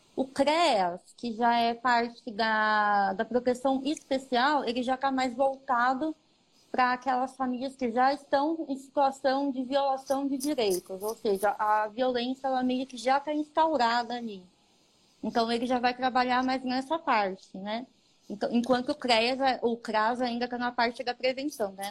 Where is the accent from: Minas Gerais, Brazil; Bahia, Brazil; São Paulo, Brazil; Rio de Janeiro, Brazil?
São Paulo, Brazil; Ribeirão Pires; na cidade que eu nasci, que eu nasci em Ribeirão Pires